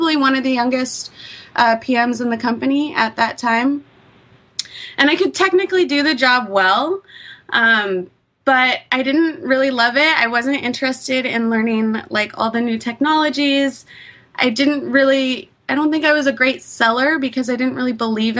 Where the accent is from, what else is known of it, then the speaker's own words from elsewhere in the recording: East Bay, California, United States; I grew up in the East Bay